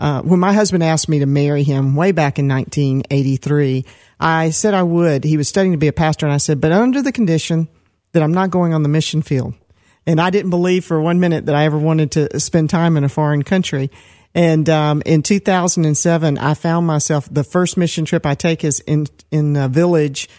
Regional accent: Decatur, Georgia, United States; also born or lived in Atlanta, Georgia / Stone Mountain, Georgia; I was born in Atlanta, and I grew up, first of all, in Decatur, Georgia

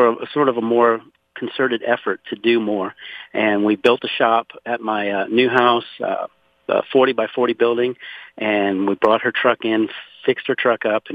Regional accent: Pointe-à-la-Hache, Louisiana, United States; now in Conroe, United States; I was born and raised in Louisiana, actually 60 miles south of New Orleans in a place called Point O'Hash.

